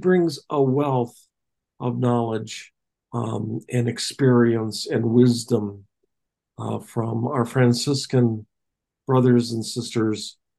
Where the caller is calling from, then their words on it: Roslyn, Washington, United States; Cascade Mountains in a little town called Roslyn, where Northern Exposure was filmed.